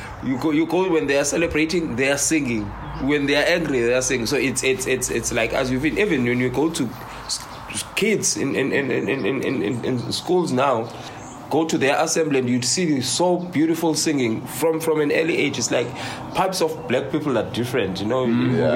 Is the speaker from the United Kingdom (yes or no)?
no; King William's Town, Eastern Cape, South Africa; I grew up in the Eastern Cape. Eastern Cape is in King William's Town. The King William's Town is a very small town.